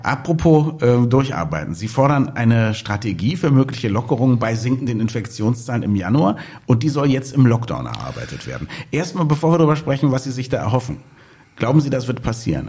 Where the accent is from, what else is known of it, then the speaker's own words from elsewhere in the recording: Berlin, Germany; als Berliner.